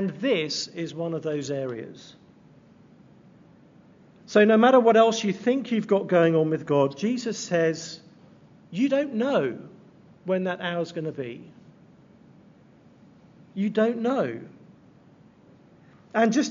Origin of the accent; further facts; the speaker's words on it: England, United Kingdom; moved away; I'm from England